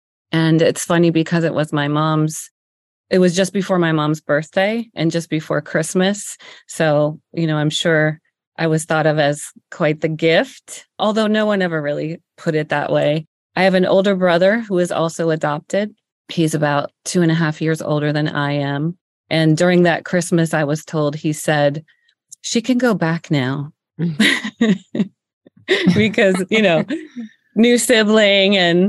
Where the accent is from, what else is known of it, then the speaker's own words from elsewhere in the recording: Pennsylvania, United States; Yeah. I'm originally from Northeastern Pennsylvania, though.